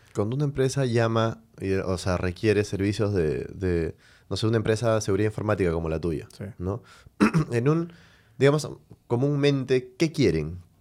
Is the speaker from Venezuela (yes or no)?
yes; Venezuela; now in Peru; soy de Venezuela